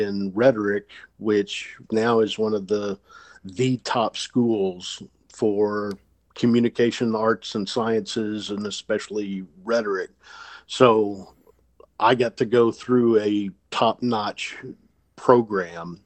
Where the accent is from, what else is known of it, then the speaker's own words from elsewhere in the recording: Memphis, Tennessee, United States; moved away; also born or lived in Pennsylvania; I'm originally from Memphis